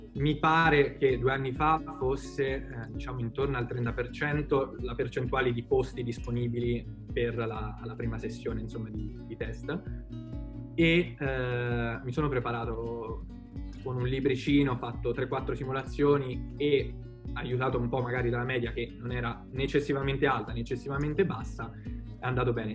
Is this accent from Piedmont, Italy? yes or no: no; Perugia, Umbria, Italy; sono perugino doc